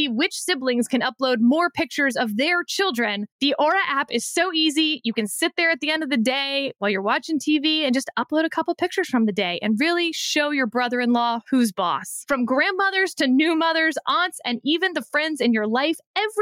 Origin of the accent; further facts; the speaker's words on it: Texas, United States; I'm from Texas